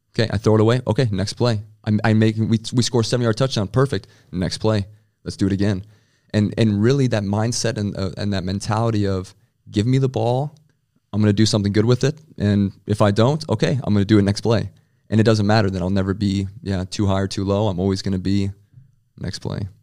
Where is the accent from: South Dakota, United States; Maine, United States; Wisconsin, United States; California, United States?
South Dakota, United States; Rapid City; moved away as an adult; also born or lived in Frankfurt; now in Berlin, Germany; I'm from Rapid City, South Dakota, and you know, I love my my hometown